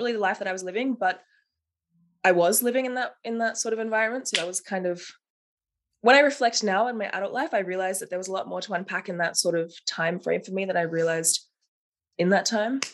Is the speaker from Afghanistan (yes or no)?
no; Melbourne, Victoria, Australia; moved away as an adult; now in Berlin, Germany; I'm 25 years old, originally from Melbourne, Australia.